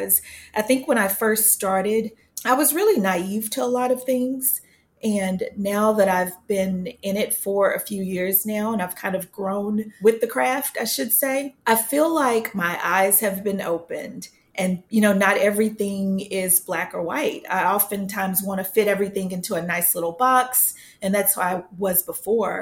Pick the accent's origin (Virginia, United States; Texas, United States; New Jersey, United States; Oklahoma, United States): Texas, United States; Sherman; I grew up in Sherman, Texas, born and raised up near the Red River